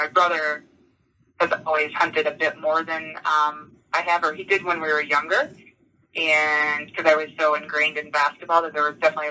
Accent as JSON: {"language": "English", "region": "Upper Peninsula of Michigan", "country": "United States", "tie": "born or raised there", "said": "I grew up in the Upper Peninsula of Michigan, where I'm at right now"}